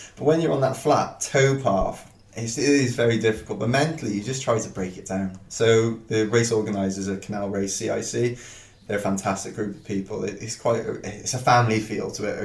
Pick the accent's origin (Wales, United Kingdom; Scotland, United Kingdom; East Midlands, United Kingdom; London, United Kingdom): Wales, United Kingdom; I'm a Welsh guy